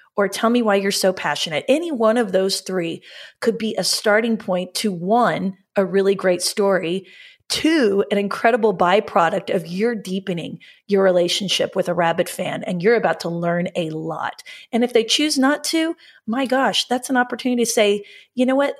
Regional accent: Oklahoma, United States; we're from Oklahoma, so we say data, not data

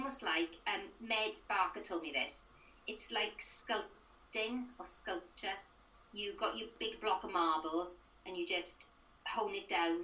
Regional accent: Merthyr Tydfil, Wales, United Kingdom; I come from Merthyr Tydfil

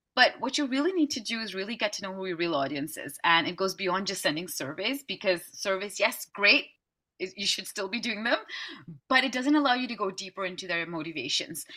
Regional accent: Amsterdam, North Holland, Netherlands; I'm from Amsterdam in the Netherlands

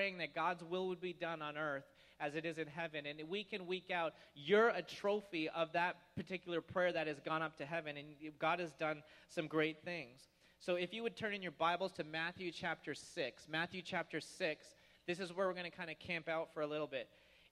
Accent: Toronto, Ontario, Canada; now in United States; Toronto, my dad would take me to the International Air Show

